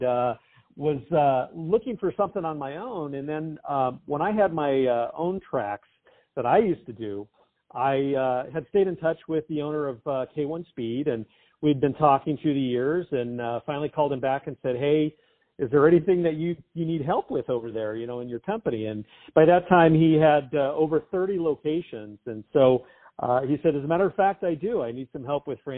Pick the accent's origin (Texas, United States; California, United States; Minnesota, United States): California, United States; Southern; born and raised in Southern California